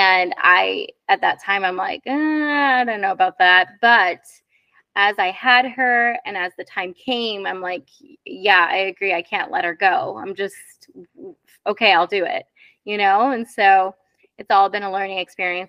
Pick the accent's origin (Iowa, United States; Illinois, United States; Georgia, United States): Iowa, United States; moved away as an adult; I grew up in Iowa